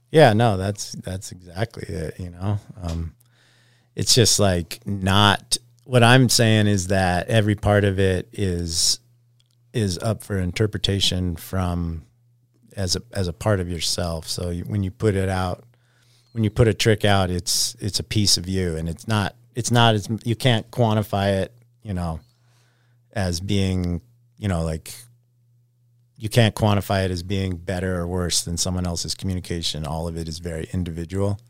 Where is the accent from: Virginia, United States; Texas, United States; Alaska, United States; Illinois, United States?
Alaska, United States; Anchorage; Anchorage, Alaska, just outside of the city